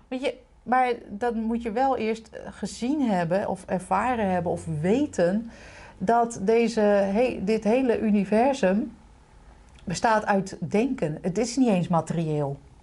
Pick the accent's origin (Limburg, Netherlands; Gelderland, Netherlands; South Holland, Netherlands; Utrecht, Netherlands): Utrecht, Netherlands; Lombok, Utrecht